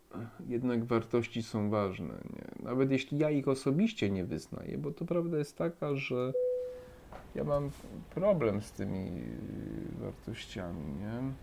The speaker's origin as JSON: {"language": "Polish", "town": "Krówniki", "region": "Subcarpathian Voivodeship", "country": "Poland", "tie": "born or raised there", "also_born_or_lived": "Przemyśl / Kraków", "moved": "as an adult", "said": "wychowałem się na wsi, to jak byłby standard, nie? E, no, chodziłem, przyjąłem komunię, wiadomo, nie? i też zostałem ministrantem u nas. To w ogóle też ciekawa historia, bo u nas tam w miejscowości, w której pochodzę, Krówniki"}